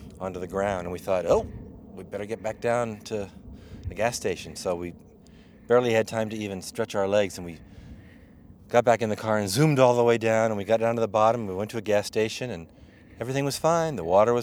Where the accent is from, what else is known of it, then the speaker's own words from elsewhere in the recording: Los Angeles, California, United States; There was a Nike missile base right above where I grew up in Northridge, down in the LA area